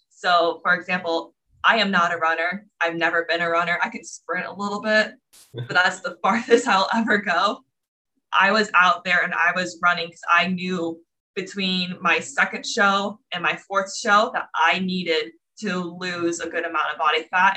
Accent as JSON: {"language": "English", "region": "Florida", "country": "United States", "tie": "born or raised there", "also_born_or_lived": "New York City", "moved": "as an adult", "said": "I'm originally from Florida, grew up there was super into dance all my life"}